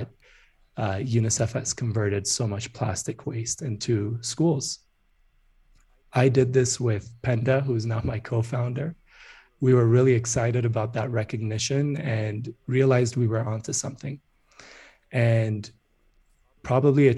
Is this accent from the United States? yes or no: no; Addis Ababa, Ethiopia; moved away as an adult; When I was growing up in Addis, which is the capital of Ethiopia